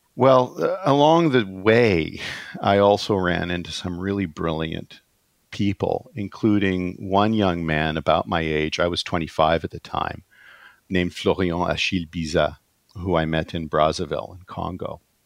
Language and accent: English; California, United States; moved away as an adult; also born or lived in Toronto, Canada; now in Canada; I was born in California instead of Iran at a time when, uh, you know, Iran in my teenage years exploded. Um, California was a really rich place to be raised